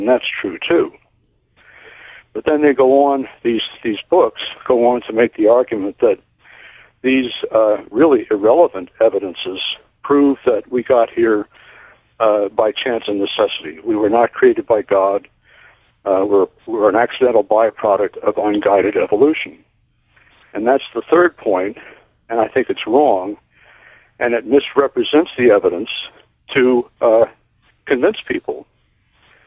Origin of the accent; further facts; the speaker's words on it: Northeast, United States; When I grew up in the Northeast